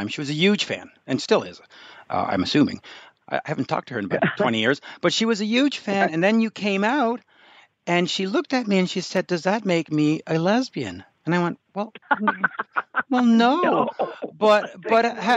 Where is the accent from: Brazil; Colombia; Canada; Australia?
Canada; as a Canadian